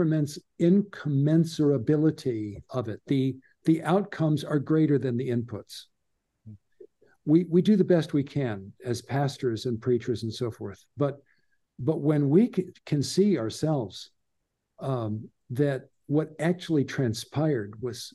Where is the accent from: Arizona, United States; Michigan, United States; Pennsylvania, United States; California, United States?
California, United States; Southern; growing up in Southern California